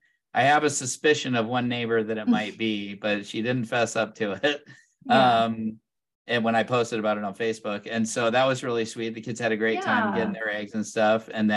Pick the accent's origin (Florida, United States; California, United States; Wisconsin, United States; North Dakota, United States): California, United States; Southern; I'm from Southern California